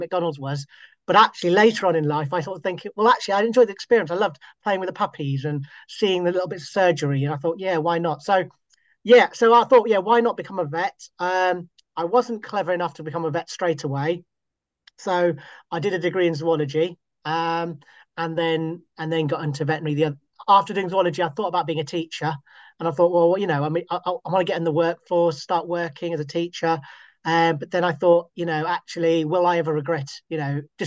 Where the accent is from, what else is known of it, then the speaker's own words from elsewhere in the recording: Scotland, United Kingdom; moved away; born and bred in Scotland, and so I've lived all over the UK